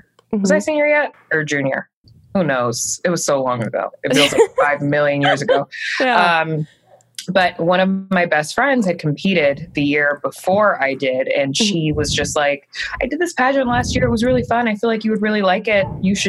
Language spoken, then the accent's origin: English; Maryland, United States; also born or lived in New York; now in Los Angeles, United States; From the East Coast. I'm from Maryland. Mm-hmm. And before this I lived in New York for 8 years.